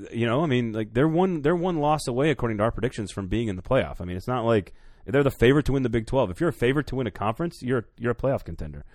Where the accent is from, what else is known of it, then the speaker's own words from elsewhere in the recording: Madison, Wisconsin, United States; My home City, my home state, Madison, Wisconsin